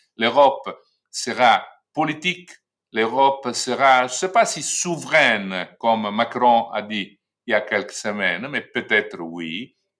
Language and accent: French; Italy; chez nous en Italie